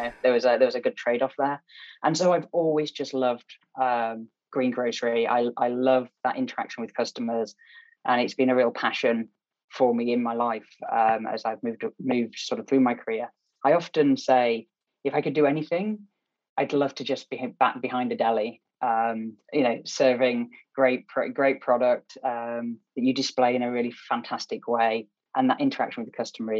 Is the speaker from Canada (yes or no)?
no; Barnsley, Yorkshire and the Humber, United Kingdom; I'm just a greengrocer from Barnsley that became an accidental marketeer